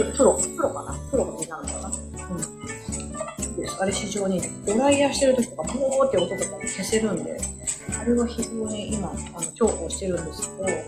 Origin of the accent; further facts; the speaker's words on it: Osaka, Japan; accent: Kansai; moved away as an adult; also born or lived in Tokyo; 私は大阪生まれ、大阪育ちです。